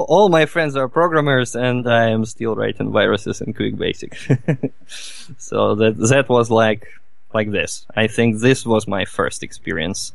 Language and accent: English; Novosibirsk, Novosibirsk Oblast, Russia; from Russia, from Novosibirsk. It's the very heart of Siberia